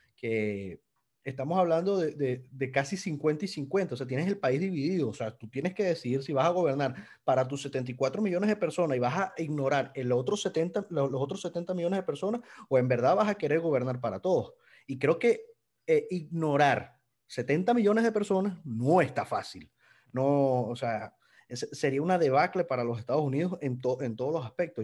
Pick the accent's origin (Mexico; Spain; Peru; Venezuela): Venezuela